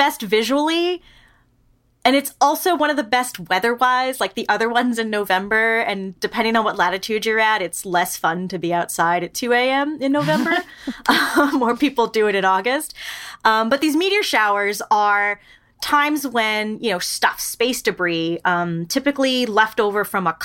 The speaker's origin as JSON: {"language": "English", "region": "New York", "country": "United States", "tie": "born or raised there", "moved": "yes", "said": "I grew up in New York"}